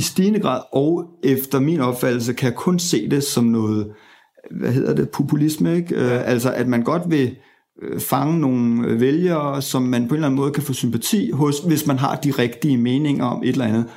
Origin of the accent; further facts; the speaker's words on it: Zealand, Denmark; er født og vokset i øh, Sjælland øh, og har gået på både Ordop øh, skole og gået på øh, Ordup gymnasium